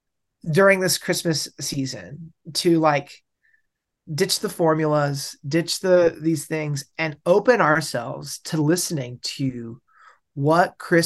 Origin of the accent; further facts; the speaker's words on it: West Coast, United States; and I'm from the West. I grew up in the West Coast.